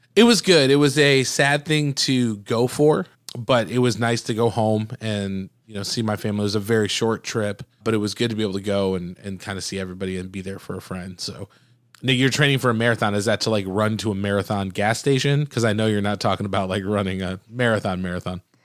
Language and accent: English; Michigan, United States; my home state in Michigan